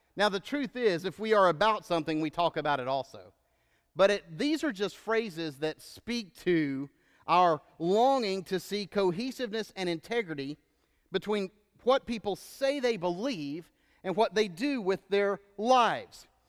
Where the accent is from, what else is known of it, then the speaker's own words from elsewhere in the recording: Texas, United States; moved away as an adult; now in Georgia, United States; where I grew up in Texas and most of where I lived